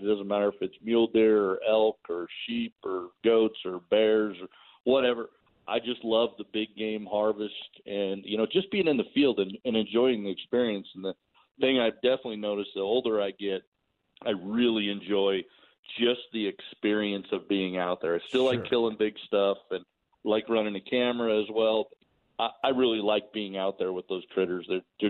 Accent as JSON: {"language": "English", "region": "Colorado", "country": "United States", "tie": "born or raised there", "said": "I grew up in Colorado."}